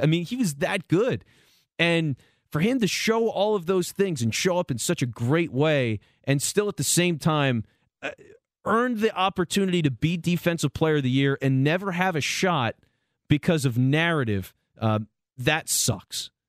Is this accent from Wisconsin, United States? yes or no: no; Delco, Pennsylvania, United States; I grew up in Delco